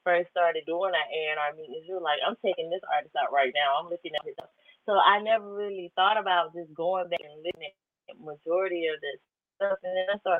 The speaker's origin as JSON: {"language": "English", "country": "United States", "tie": "born or raised there", "said": "I grew up in Baton Rouge. So it's a little small country town right in Atlanta. It's 2.5 hours away from Atlanta"}